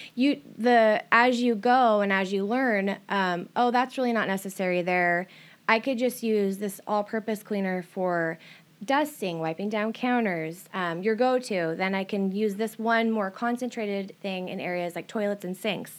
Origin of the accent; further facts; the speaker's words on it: Everett area, Washington, United States; I started, um, in Everett area and then, like, Stevens, but most of my growing up since I was about fourteen was here.